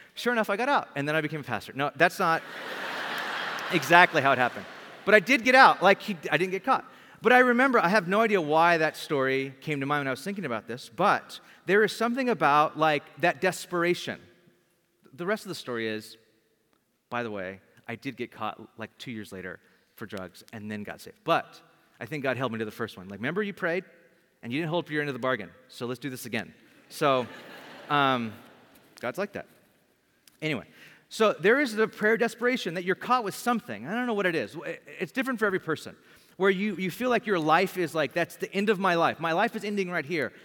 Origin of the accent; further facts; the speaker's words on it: Bakersfield, California, United States; I lived in, I grew up in Bakersfield, California. Great town to be from